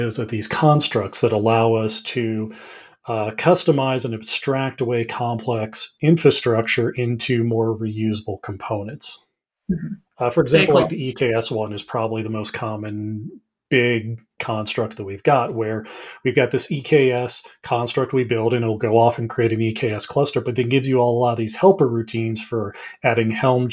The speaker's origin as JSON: {"language": "English", "region": "Colorado", "country": "United States", "tie": "born or raised there", "also_born_or_lived": "Southwest Virginia", "said": "born and raised here in Colorado"}